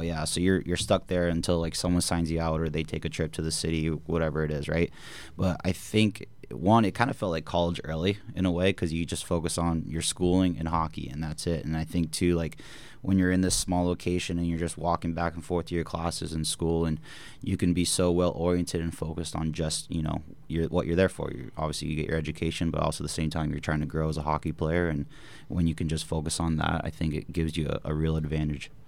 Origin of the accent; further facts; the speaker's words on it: Bakersfield, California, United States; moved away; also born or lived in Maryland; we kinda did a little back and forth from Bakersfield to Maryland, back to Bakersfield. Um, when I was four years old, we finally settled our roots there